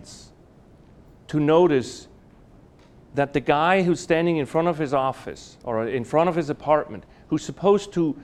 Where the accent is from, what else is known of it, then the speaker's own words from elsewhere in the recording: Lucerne, Switzerland; moved away; I'm from Lucerne